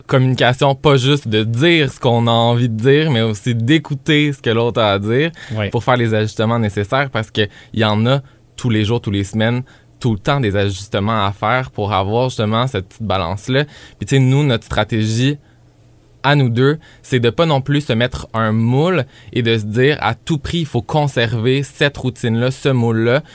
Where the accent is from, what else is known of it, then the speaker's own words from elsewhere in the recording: Granby, Quebec, Canada; moved away; revenir ici dix ans plus tard